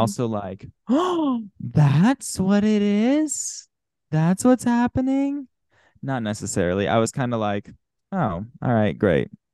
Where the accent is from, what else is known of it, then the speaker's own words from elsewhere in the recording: Salt Lake City, Utah, United States; I'm from Salt Lake City